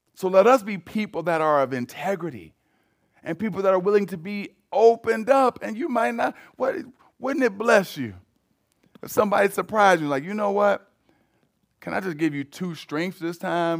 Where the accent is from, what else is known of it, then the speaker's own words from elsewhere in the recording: United States; Americans, we